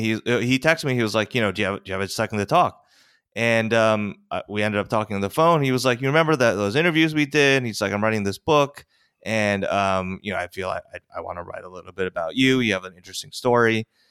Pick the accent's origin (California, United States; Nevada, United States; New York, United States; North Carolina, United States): New York, United States; Westchester; also born or lived in Korea; I, was adopted when I was four. I grew up sort of in very, very white Westchester